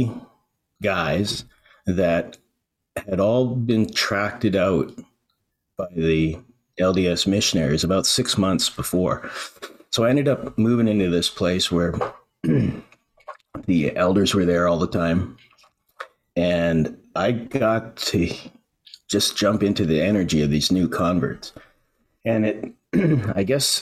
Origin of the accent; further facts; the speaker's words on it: Vancouver Island, British Columbia, Canada; moved away as an adult; also born or lived in Alberta / Edmonton; I grew up on Vancouver Island in a small town in a just Vancouver Island's in British Columbia in Canada